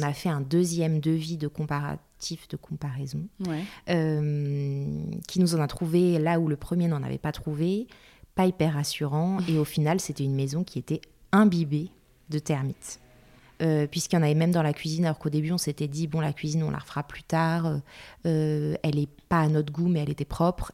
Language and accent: French; Paris, Île-de-France, France; moved away as an adult; now in Bordeaux, France; Je suis parisienne et j'habite Bordeaux depuis 6 ans maintenant.